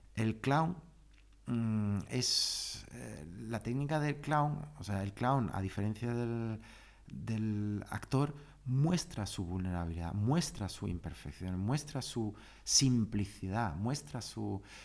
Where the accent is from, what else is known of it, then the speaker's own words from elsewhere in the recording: Germany; moved away; also born or lived in Ceuta, Spain / Seville, Spain; yo había nacido y me había criado en Alemania